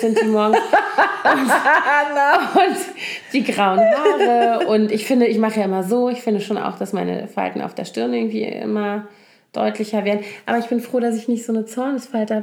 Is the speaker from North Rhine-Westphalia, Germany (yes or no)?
no; Koblenz, Rhineland-Palatinate, Germany; now in Berlin, Germany; meine Heimatstadt Koblenz